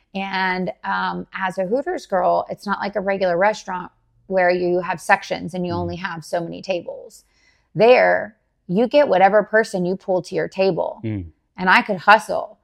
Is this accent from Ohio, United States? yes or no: no; Dallas, Texas, United States; moved away as an adult; also born or lived in Garland, Texas; now in Jacksonville, United States; I was born and raised in Dallas, Texas